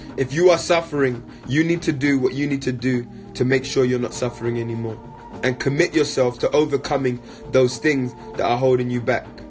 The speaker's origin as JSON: {"language": "English", "region": "London", "country": "United Kingdom", "tie": "born or raised there", "said": "I grew up in London"}